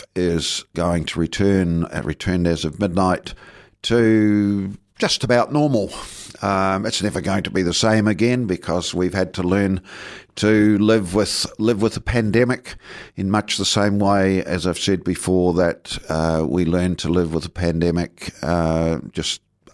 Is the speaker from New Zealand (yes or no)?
yes; Southland, New Zealand; also born or lived in Tokomaru Bay, Tairawhiti; now in Dunedin, New Zealand; I came from Southland, and I was certainly monocultural and monolingual